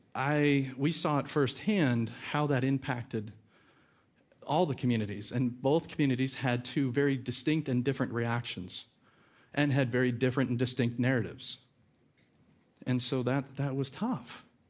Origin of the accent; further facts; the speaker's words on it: California, United States; moved away; also born or lived in Georgia; we're from California.